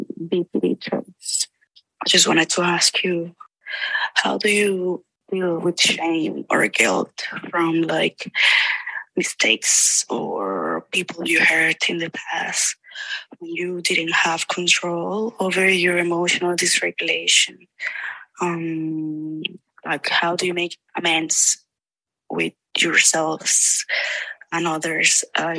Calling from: Spain; English is a second language; I'm called from Spain. I'm 26 years old.

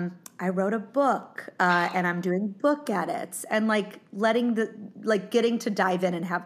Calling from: Ohio, United States; I'm in my mother's kitchen in Ohio.

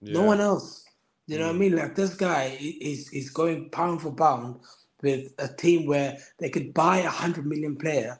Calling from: Kendal, North West England, United Kingdom; I'm in the Lake District, Kendall.

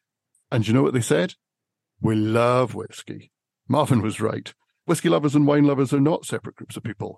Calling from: Scotland, United Kingdom; So I'm over in Scotland, and I'm surrounded by Scotch whiskey distilleries.

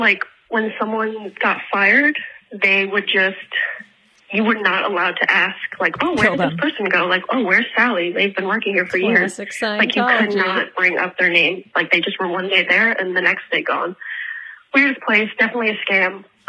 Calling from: Prague, Czechia; I'm just now realizing that I am definitely calling from Prague, and this is going to cost me a fuck ton.

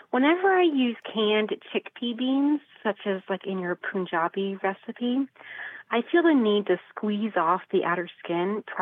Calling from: Blandon, Pennsylvania, United States; Blandon, Pennsylvania.

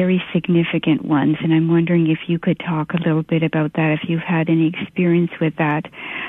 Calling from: Canada; I'm calling from Canada.

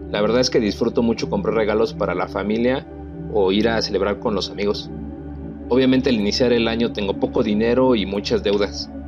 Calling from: Bogotá, Colombia; Hola Coca, buenas tardes. … de Bogotá, Colombia. Yo trabajé el año pasado durante 20 años, más de 20 años, por una forma de contratación aquí en Colombia que se llama por nómina.

